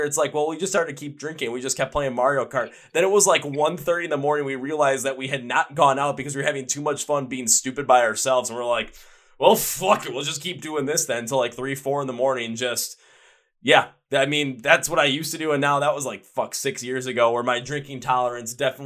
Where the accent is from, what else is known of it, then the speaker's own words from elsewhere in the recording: Milwaukee, Wisconsin, United States; my hometown in Milwaukee